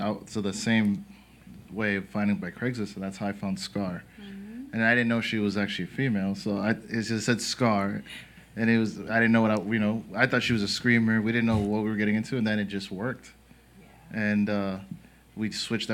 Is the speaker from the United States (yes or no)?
no; Dominican Republic; moved away; I'm from Dominican Republic